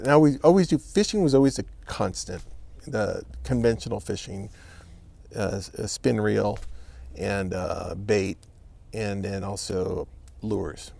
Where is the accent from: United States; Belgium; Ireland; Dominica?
United States; California; moved away as an adult; also born or lived in Los Angeles County, California; now in Texas, United States; I'm from California